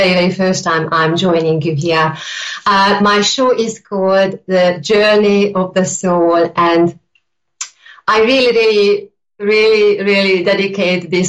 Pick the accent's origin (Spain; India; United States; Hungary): Hungary; now in United Kingdom; I am originally from Hungary, and I've been living in the UK for many, many years.